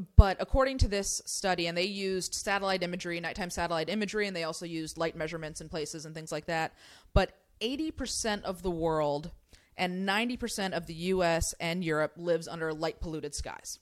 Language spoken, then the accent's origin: English; California, United States; I grew up in California